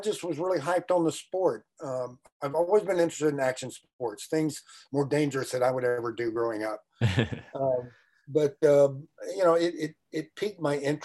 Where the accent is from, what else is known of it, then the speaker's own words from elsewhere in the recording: Houston, Texas, United States; I was born and raised in Houston, Texas, in rural Houston